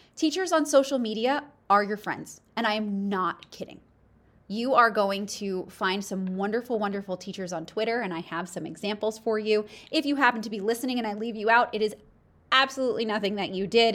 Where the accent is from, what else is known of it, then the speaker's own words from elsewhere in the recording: East Coast, United States; I'm from the East Coast